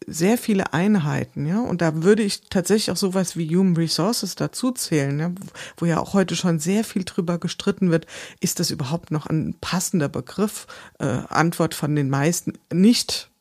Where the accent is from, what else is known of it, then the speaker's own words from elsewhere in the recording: Wiesbaden, Hesse, Germany; ich komme aus Wiesbaden